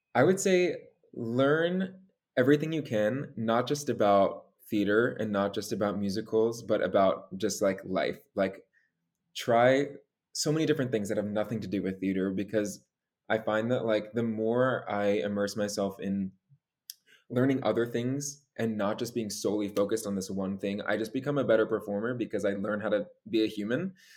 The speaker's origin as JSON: {"language": "English", "area": "Long Island", "region": "New York", "country": "United States", "tie": "born or raised there", "moved": "as an adult", "lives_now": "New York City, United States", "said": "born and raised on Long Island. Uh, I grew up there with my three younger sisters"}